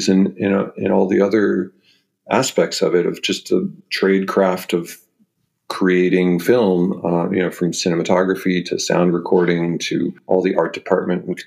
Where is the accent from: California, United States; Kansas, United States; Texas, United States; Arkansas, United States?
California, United States; Los Angeles; I grew up in LA in Venice Beach, four blocks from the water